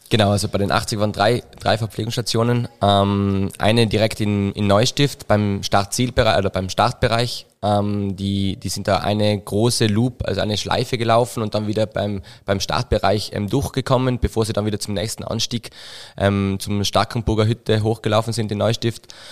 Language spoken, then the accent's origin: German; Trentino-Alto Adige, Italy; now in Innsbruck, Austria; ursprünglich eigentlich Südtiroler, ähm, wie man es vielleicht ein bisschen hört, ähm, ab und zu, ähm, mein Dialekt sehr gemischt mittlerweile.